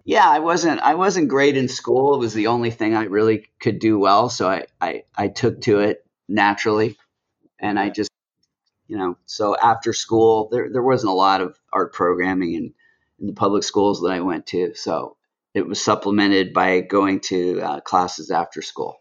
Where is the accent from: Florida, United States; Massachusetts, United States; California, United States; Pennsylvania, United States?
California, United States; Los Angeles; now in New York, United States; I grew up in Los Angeles